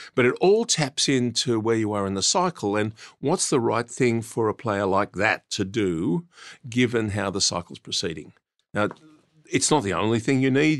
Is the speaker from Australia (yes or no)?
yes; Australia; I grew up in Australia, learnt my trade in Australia